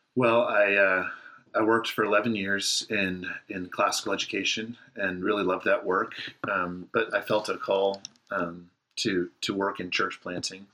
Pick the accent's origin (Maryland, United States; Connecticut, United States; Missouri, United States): Missouri, United States; Southwest; also born or lived in Orange County, California; now in Marietta, United States; I was born in Orange County, California. Lived there for eight years of my life. Um, then my parents moved, uh, my sister and I, to rural Missouri, and uh, grew up there. Uh, consider that home, Southwest Missouri, between Springfield and Joplin